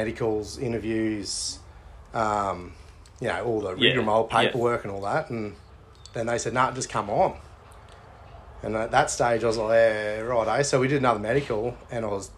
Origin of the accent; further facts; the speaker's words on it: Caboolture, Queensland, Australia; Caboolture boy. Wasn't born here, but raised here